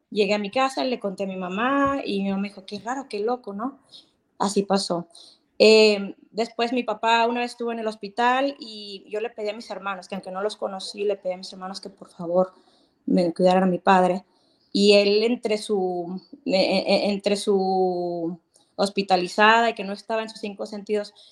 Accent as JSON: {"language": "Spanish", "country": "Mexico", "lives_now": "California, United States", "said": "Yo los veo desde California, pero soy mexicana."}